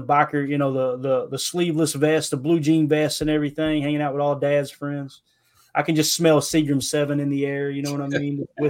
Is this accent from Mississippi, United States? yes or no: no; Kentucky, United States; I'm from Kentucky.